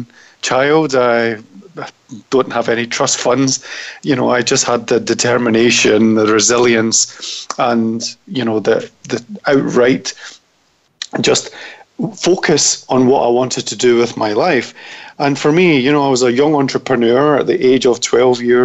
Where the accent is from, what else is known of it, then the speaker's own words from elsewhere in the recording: Scotland, United Kingdom; accent: Scottish; now in London, United Kingdom; everybody does love my Scottish accent